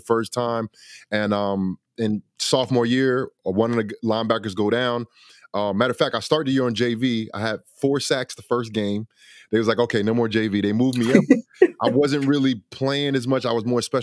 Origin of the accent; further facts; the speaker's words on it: New Brunswick, New Jersey, United States; when I moved from Jersey City to New Brunswick when I was 11 years old